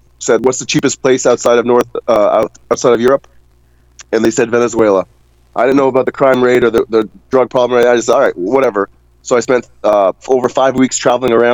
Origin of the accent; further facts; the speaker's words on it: Mississauga, Ontario, Canada; I'm from Ontario. So we have that in common, Mississauga specifically.